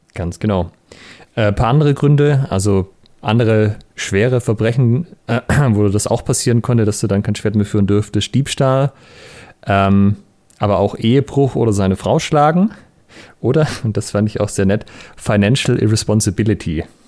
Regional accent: Southern Germany, Germany; ich bin ja hier in Süddeutschland auf dem Dorf aufgewachsen

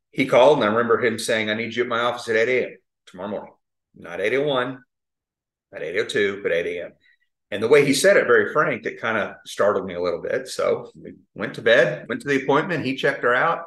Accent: Tulsa, Oklahoma, United States; now in Oklahoma City, United States; I grew up in Tulsa, live in Oklahoma City now.

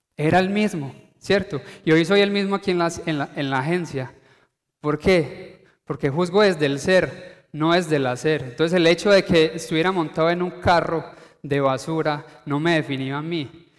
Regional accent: Paisa, Antioquia, Colombia; uno como paisa, uno que dice, eh, colombiano

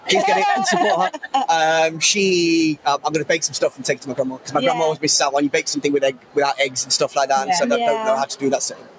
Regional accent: Leicester, East Midlands, United Kingdom; I'm just chicks from Leicester.

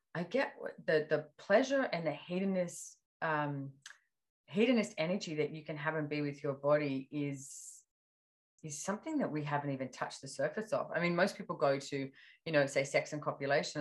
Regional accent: Australia; being Australian

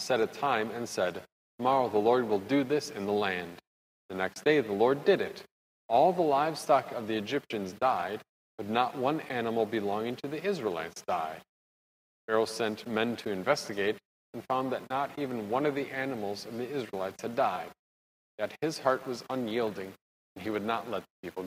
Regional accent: Wisconsin, United States; I'm from Wisconsin.

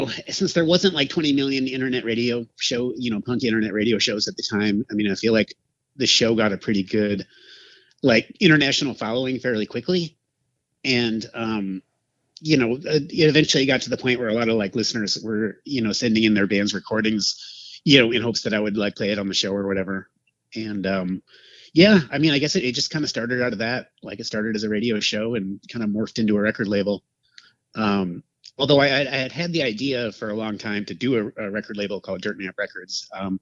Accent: Madison, Wisconsin, United States; moved away as an adult; also born or lived in Portland / Milwaukee; I grew up in Madison, which is like the capital of Wisconsin

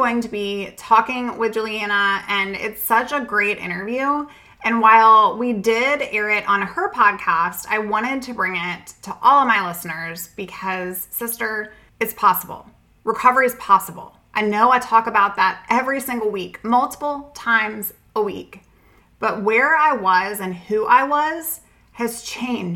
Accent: Southern Virginia, United States; I'm from Southern Virginia

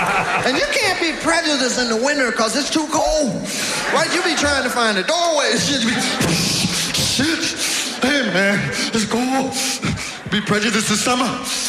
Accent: California, United States; I came from California. I hadn't been home about 5 years.

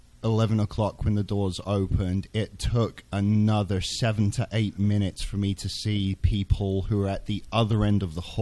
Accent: London, United Kingdom; now in Salt Lake City, United States; I'm from London, but I'm currently residing, sadly, in the same damn city as Dallas.

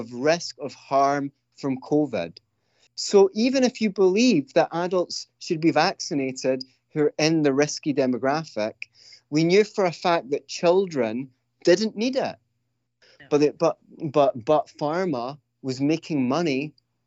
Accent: Scotland, United Kingdom; I'm from Scotland. We're notorious cursers

